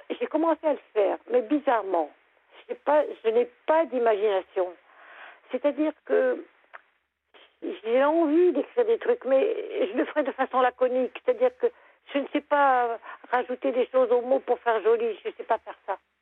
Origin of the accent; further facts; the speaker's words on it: Lorraine, Grand Est, France; moved away as an adult; now in Lorient, France; je suis Lorraine. J'habitais à côté de Nancy. Mais j'ai émigré pour avoir la mer.